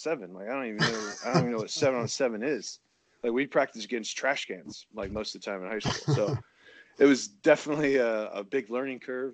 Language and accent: English; Iowa, United States; I was obviously growing up in Iowa